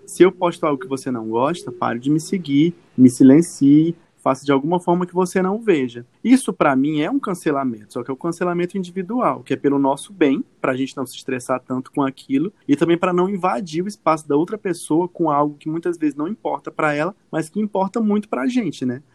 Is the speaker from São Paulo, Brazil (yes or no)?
no; Acre, Brazil; sou acreano, sou um jornalista acreano